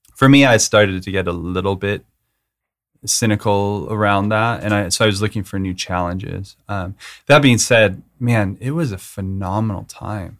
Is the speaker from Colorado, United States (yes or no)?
yes; Manitou Springs, Colorado, United States; also born or lived in Aurora, Colorado; I was born in Colorado, Aurora, Colorado, and grew up in Manitou Springs, which is a super small hippie town.